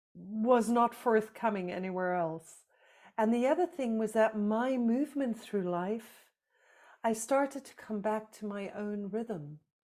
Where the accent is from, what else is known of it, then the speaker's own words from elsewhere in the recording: South Africa; moved away; I grew up in South Africa under apartheid.